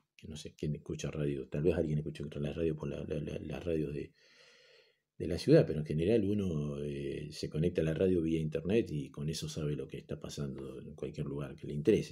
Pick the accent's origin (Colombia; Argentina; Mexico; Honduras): Argentina; somos argentinos